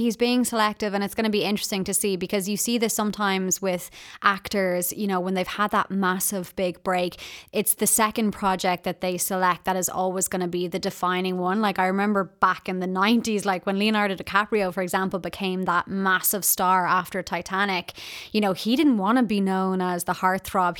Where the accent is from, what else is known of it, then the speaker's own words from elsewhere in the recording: Ireland; being Irish